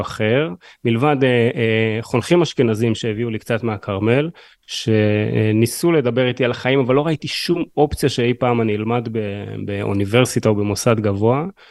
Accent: Haifa, Haifa District, Israel; אני גם בא מהמשפחה הכי קשוחה בשפרינצק

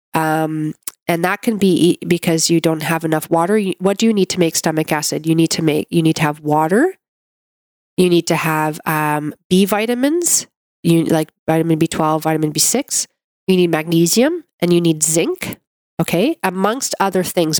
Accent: Canada; I'm a Canadian medical doctor

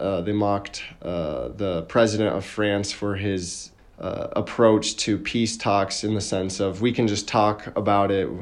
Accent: United States; moved away as an adult; now in Lviv, Ukraine; my experience as an American being in Ukraine, what it's like being a foreigner

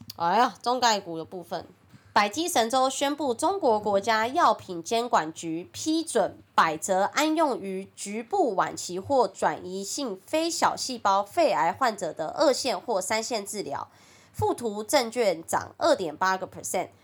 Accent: Taiwan; accent: Taiwanese Mandarin (台湾国语); 我很台湾国语

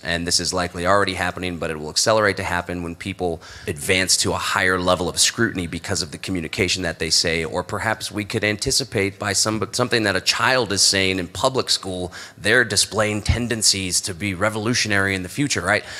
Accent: Texas, United States; growing up in Texas in the U.S.

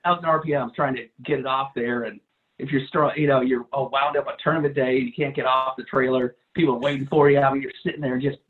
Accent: Midwest, United States; moved away as an adult; also born or lived in Milwaukee, Wisconsin / Madison, Wisconsin; now in Texas, United States; I grew up in the Midwest

